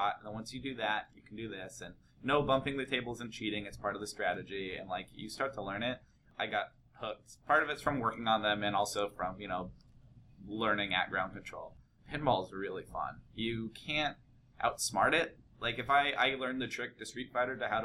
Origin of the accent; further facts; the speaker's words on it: The Dalles, Oregon, United States; also born or lived in Walla Walla, Washington / East Coast / Portland, Oregon; I grew up in the Dalles, Oregon, which is an hour east of Portland